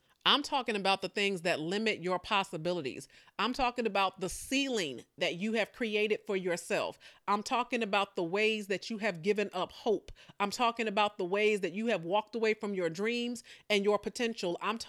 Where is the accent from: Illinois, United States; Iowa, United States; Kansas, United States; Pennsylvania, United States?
Illinois, United States; Chicago; Now, I am not a Southerner. You know, I'm born and raised primarily in Chicago, but I have been accused of pulling out these country sayings every now and again.